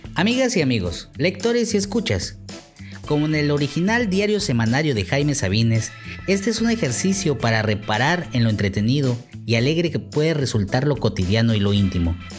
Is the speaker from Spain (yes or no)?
no; Chico, Chiapas, Mexico; also born or lived in Tuxtla Gutiérrez, Chiapas; Nací en Chico, Chiapas, a mitad de la década de los 80 del siglo pasado